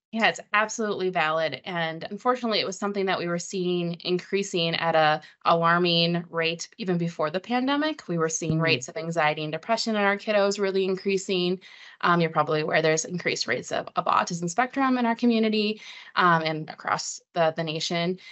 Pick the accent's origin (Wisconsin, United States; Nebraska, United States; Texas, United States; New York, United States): Wisconsin, United States; I'm from Wisconsin originally